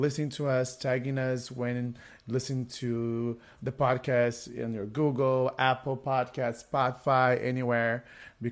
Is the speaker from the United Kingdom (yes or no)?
no; Brazil; now in United States; I'm originally from Brazil and I was not able to go to Brazil for almost 80 years